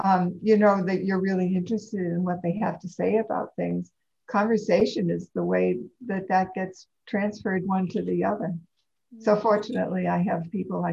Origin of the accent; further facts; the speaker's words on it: East Coast, United States; moved away as an adult; also born or lived in California / Pennsylvania; now in Ashland, United States; I was born and raised on the East Coast